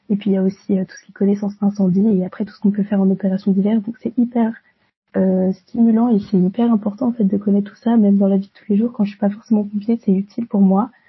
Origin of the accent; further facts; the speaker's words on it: Orléans, Centre-Val de Loire, France; moved away as an adult; now in Rennes, France; je viens d'Orléans, j'ai eu un bac ES euh, à Orléans et ensuite j'ai décidé de poursuivre mes études à Rennes en licence de droit et sciences politiques.